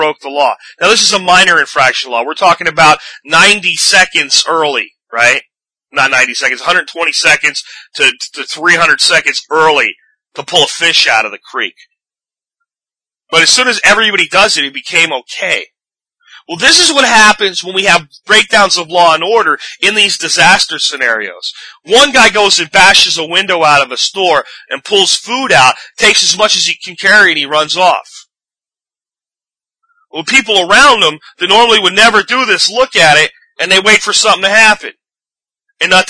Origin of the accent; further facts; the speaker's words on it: Pennsylvania, United States; when I was a kid, and growing up in Pennsylvania, in my high school years